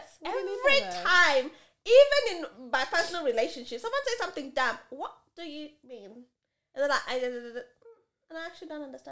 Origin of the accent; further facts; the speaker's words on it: Kenya; now in Adelaide, Australia; Oh, I'm from Kenya.